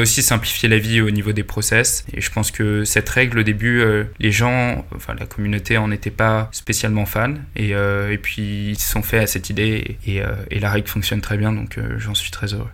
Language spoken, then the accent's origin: French; Paris, Île-de-France, France; also born or lived in Italy / Spain; Je suis né à Paris, j'ai grandi à Paris.